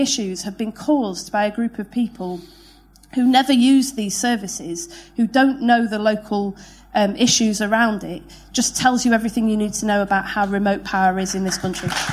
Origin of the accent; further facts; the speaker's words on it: Manchester, North West England, United Kingdom; I was born in Manchester in 1979